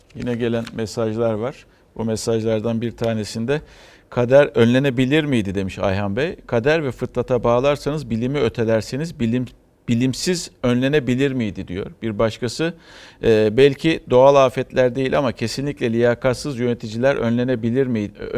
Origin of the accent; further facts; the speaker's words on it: Istanbul, Turkey; bir İstanbullu olarak